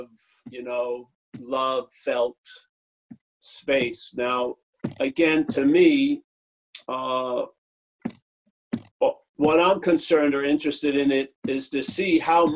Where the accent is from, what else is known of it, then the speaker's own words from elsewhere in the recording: New York City, New York, United States; I'm from Eastern traditions, New York City